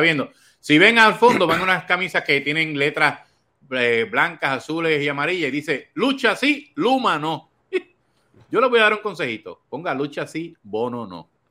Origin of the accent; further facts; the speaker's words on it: Corozal, Puerto Rico; now in Toa Baja, Puerto Rico; soy de Corozal, pero vivo en Toa Baja